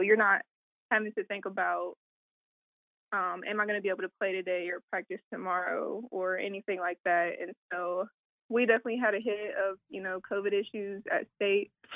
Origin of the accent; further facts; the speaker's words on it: Ironton, Ohio, United States; moved away as an adult; also born or lived in Virginia / North Carolina; coming back home, being close to my, my hometown community and things like that in the tri-state